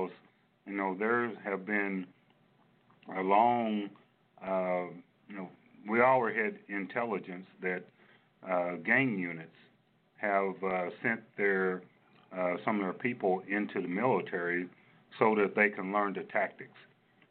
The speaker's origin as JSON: {"language": "English", "region": "Kentucky", "country": "United States", "tie": "born or raised there", "also_born_or_lived": "Louisville, Kentucky", "moved": "as an adult", "lives_now": "Lawton, United States", "said": "I'm originally from Kentucky, born and raised there"}